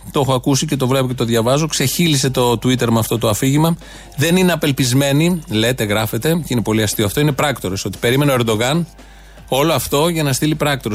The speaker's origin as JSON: {"language": "Greek", "country": "Greece", "tie": "born or raised there", "said": "Έτυχε να γεννηθώ εδώ"}